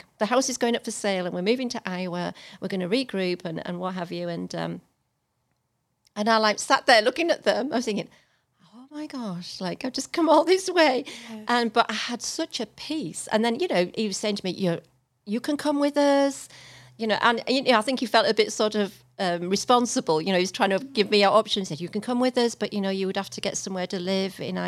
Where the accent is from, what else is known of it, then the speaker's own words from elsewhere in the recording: England, United Kingdom; moved away as an adult; now in Texas, United States; As English person